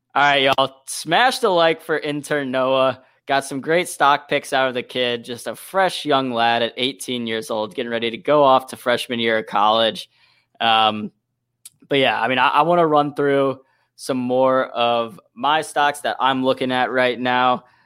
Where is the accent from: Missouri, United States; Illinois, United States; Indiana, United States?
Missouri, United States; St. Louis; now in Detroit, United States; Saint Louis, Missouri, my hometown.